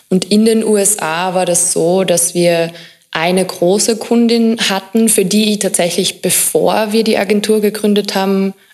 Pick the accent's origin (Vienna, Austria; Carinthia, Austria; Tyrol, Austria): Carinthia, Austria; Also ich bin in Kärnten aufgewachsen, relativ konservativ.